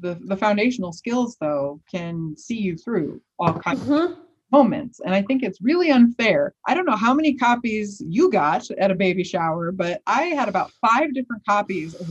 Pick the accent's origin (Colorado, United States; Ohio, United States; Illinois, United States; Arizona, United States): Illinois, United States; Chicago; as a child growing up in the South Side of Chicago in the late 80s and early 90s